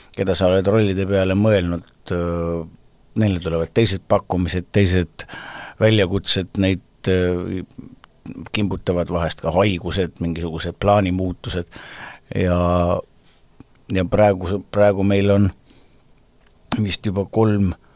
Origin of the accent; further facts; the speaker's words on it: Estonia; me, eestlased, oleme kõik ilmselt kuskilt pidi sugulased